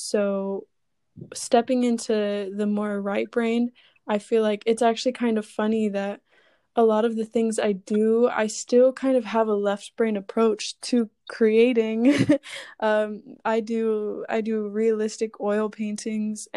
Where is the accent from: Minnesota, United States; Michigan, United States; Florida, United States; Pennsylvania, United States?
Florida, United States; I grew up in Florida, so hot, humid, sunny